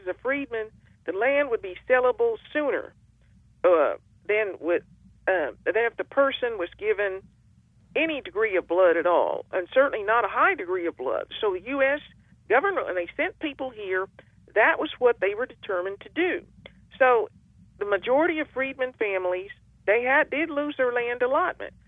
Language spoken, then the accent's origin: English; Ponca City, Oklahoma, United States; I grew up in Ponca City in a neighborhood where mm, probably half the people were Ponca Indians